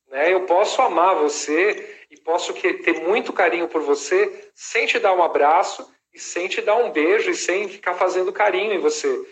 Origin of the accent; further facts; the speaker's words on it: Brazil; also born or lived in Los Angeles; como bons brasileiros